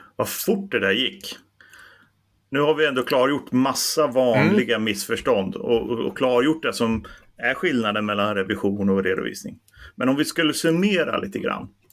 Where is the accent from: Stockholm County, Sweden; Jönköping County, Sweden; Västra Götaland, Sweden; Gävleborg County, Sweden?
Gävleborg County, Sweden; Bollnäs; jag är ju från Bollnäs